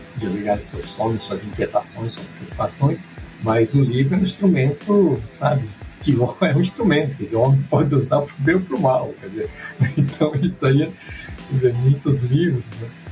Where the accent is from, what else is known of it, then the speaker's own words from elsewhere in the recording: Duartina, São Paulo, Brazil; moved away as an adult; also born or lived in Marília; now in São Paulo, Brazil; Sou de Duartina